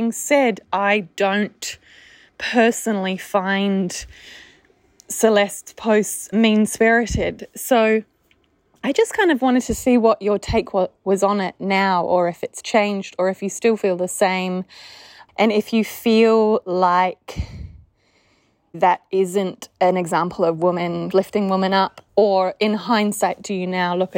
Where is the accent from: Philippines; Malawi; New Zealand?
New Zealand; accent: Australian; now in Australia; I live in Australia. I sound like an Australian, but I'm actually a New Zealander.